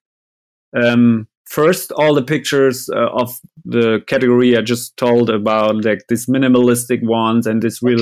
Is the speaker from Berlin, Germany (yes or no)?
no; Vechta, Lower Saxony, Germany; English is a second language; I was stuck in my hometown